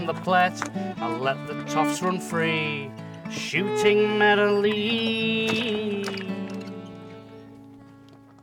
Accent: Yorkshire and the Humber, United Kingdom; as a Yorkshire person

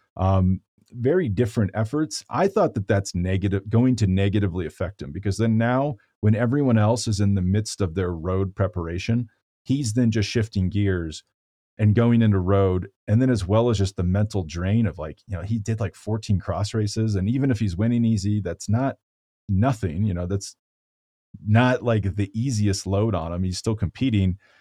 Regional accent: Boulder, Colorado, United States; my hometown of Boulder, Colorado

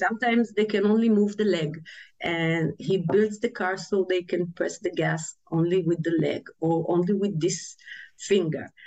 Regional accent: Tel Aviv, Tel Aviv District, Israel; I was born in Tel Aviv and raised in a big family, a traditional Jewish family

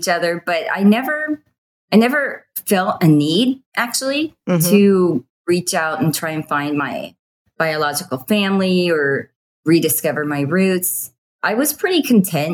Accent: Washington, United States; born or raised there; also born or lived in Seoul, South Korea / Boise, Idaho

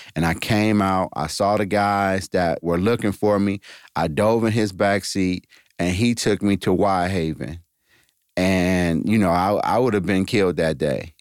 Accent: East Cleveland, Ohio, United States; I grew up in East Cleveland, Ohio, went to Shaw High School

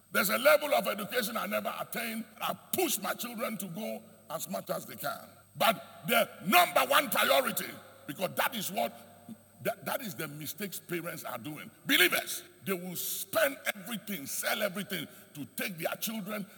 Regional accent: Ghana; I am proud to be a Ghanaian. I'm just telling you, I am very proud to be a Ghanaian

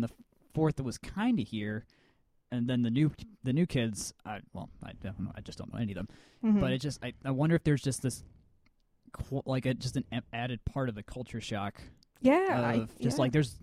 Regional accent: Atlanta, Georgia, United States; I grew up in Avondale, in East Atlanta

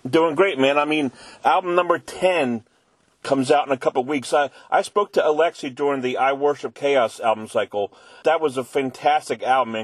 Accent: Philadelphia, Pennsylvania, United States; my hometown of Philadelphia

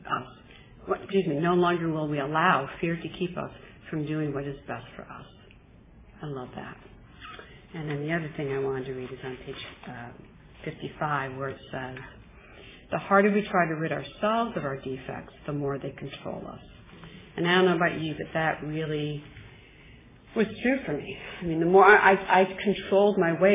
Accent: Midwest, United States; I'm from the Midwest

